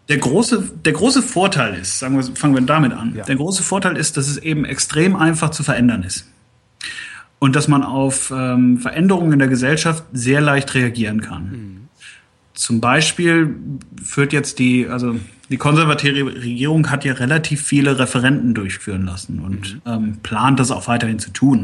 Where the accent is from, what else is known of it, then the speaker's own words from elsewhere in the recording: Germany; now in United Kingdom; als Deutscher